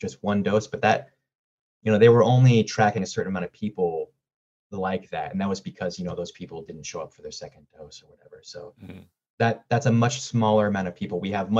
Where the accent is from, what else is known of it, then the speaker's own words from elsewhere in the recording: San Diego, California, United States; moved away as an adult; You know, I'm from San Diego and I lived there all my life before I turned 18, and so I try to keep my ear down at what's happening down there.